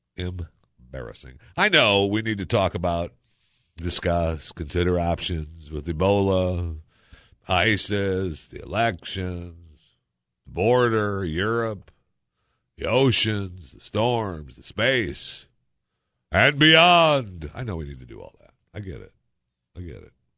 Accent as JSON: {"language": "English", "region": "Michigan", "country": "United States", "tie": "born or raised there", "moved": "yes", "said": "I grew up in Michigan, so you swam only in the summertime"}